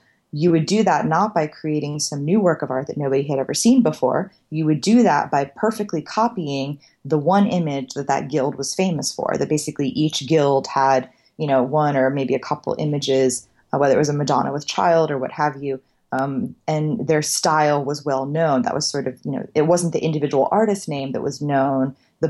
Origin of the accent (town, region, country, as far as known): Florida, United States; born or raised there